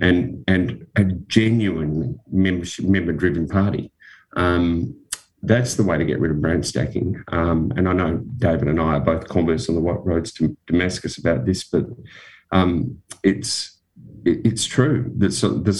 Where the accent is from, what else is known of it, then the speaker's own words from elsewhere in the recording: Western Australia, Australia; When I grew up in Western Australia